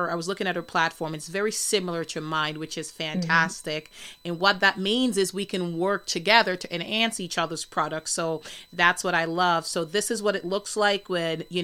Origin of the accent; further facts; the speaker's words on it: Jamaica; I'm from Jamaica